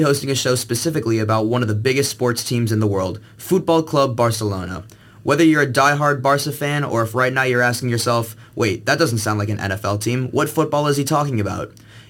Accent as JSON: {"language": "English", "town": "St. Louis", "region": "Missouri", "country": "United States", "said": "Kathleen's from Chicago and I'm from St. Louis, but we're here podcasting about sports on the Mediterranean coast all summer long."}